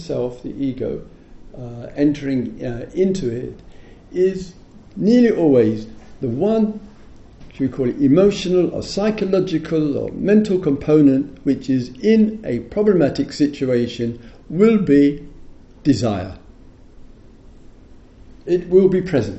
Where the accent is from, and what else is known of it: England, United Kingdom